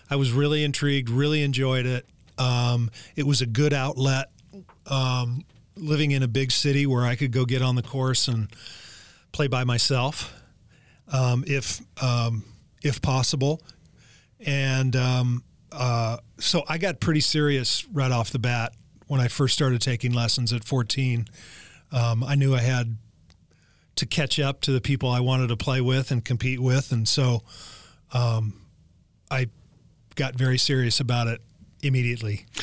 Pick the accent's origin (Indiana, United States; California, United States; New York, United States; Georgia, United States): California, United States; Los Angeles; born or raised there